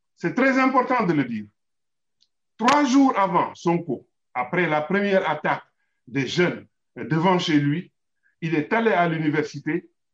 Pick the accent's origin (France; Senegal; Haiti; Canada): Senegal; en tant que Sénégalais